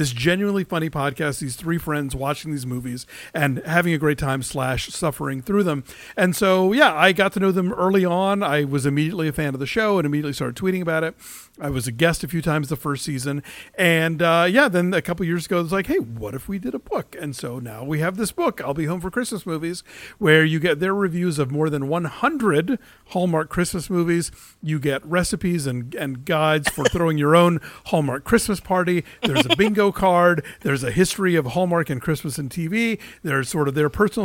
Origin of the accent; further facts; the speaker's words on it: United States; I'm an American